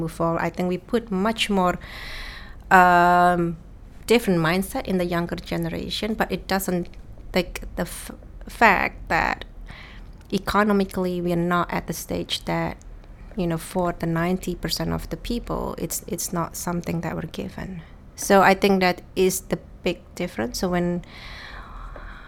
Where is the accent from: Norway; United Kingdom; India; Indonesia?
Indonesia; moved away as an adult; now in Netherlands; I was born and raised in Indonesia. I was Indonesian.